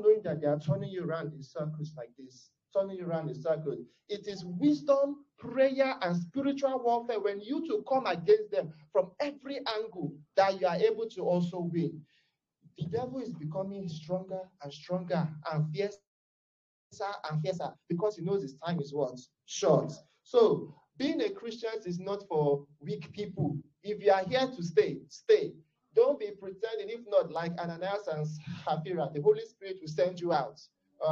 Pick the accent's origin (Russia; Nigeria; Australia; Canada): Nigeria; I am a Nigerian, I'm from Africa